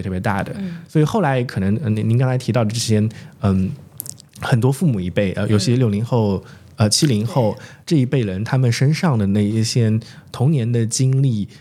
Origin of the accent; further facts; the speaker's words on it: Zhejiang, China; moved away; 我们同时都从浙江一个小城市出来的